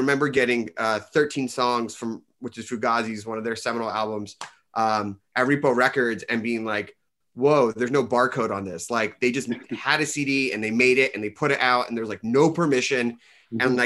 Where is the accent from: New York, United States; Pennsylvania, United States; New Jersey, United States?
Pennsylvania, United States; Philadelphia; the suburbs where we grew up in Philly